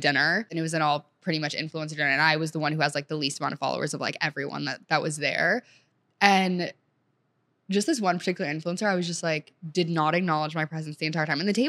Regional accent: Senegal; now in United States; so I went from, like, growing up in Senegal where, like, I would speak French regularly with, like, my nanny and just, like, school in general, to coming to the U.S.

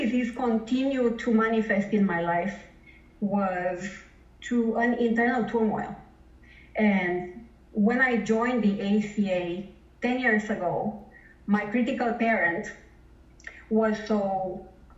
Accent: Romania; now in Toronto, Canada; I live in Toronto, Canada, but I'm originally from Romania, and I grew up in a communist country

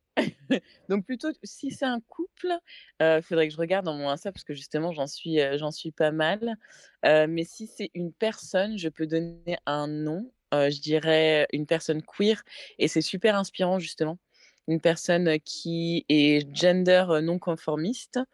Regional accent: France; accent: French; moved away as an adult; now in England, United Kingdom; même si ça fait six ans que je suis en Angleterre, mon anglais est, bien, mais c'est vrai que j'ai pas perdu mon accent français

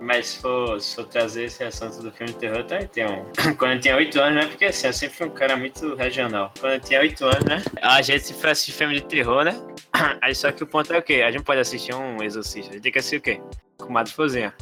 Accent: Goiânia, Goiás, Brazil; moved away; Morei por 15 anos lá, tá ligado? Lá de Goiânia. Uhum. Salve pra Goiânia, minha terra.

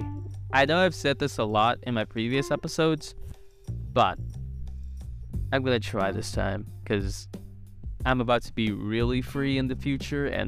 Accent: Vietnam; born or raised there; moved away as an adult; now in Ho Chi Minh City, Vietnam

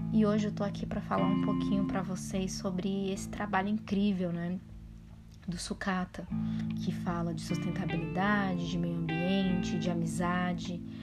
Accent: São Paulo, Brazil; Eu sou da periferia de São Paulo e gente tem uma infância assim com muitos desafios, né, quando a gente cresce na periferia

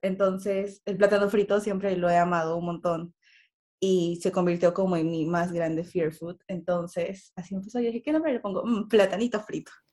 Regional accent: Peru; soy de Perú

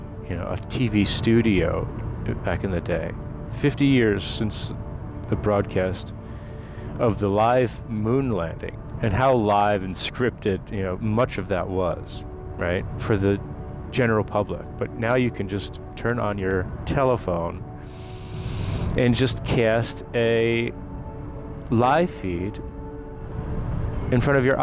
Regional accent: New Jersey, United States; moved away as an adult; now in Maryland, United States; living in the United States all my life, growing up in Jersey

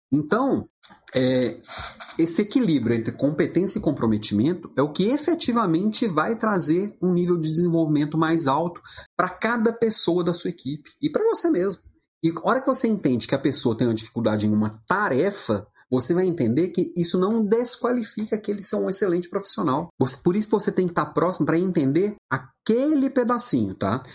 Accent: Brazil; Eu sou brasileiro

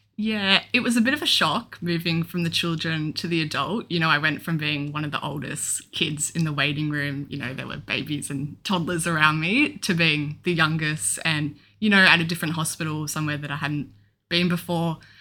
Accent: Melbourne, Victoria, Australia; I'm twenty-two and I'm from Melbourne.

